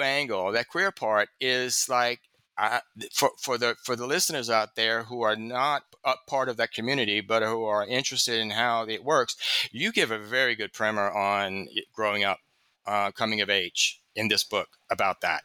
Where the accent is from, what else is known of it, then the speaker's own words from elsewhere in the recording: the South, United States; I'm a reader from the South